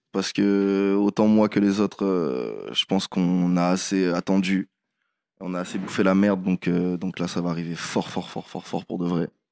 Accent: Réunion; je viens de La Réunion, du coup, j'ai toute la musique de là-bas

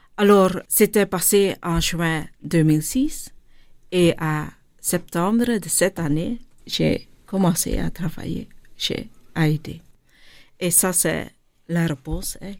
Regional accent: Linter, Flanders, Belgium; born or raised there; first language Dutch; French is a second language; also born or lived in Tamil Nadu, India

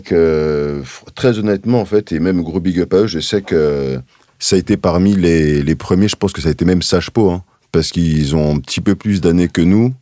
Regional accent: Paris, Île-de-France, France; j'ai grandi dans le 20e arrondissement

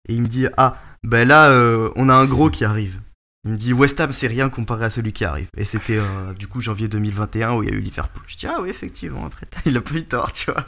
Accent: Breton, Brittany, France; also born or lived in Charente; je suis breton aussi

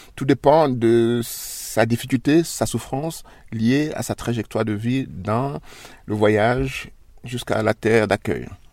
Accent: Côte d’Ivoire; moved away as an adult; now in Switzerland; je suis noir, je suis chez moi dans mon pays

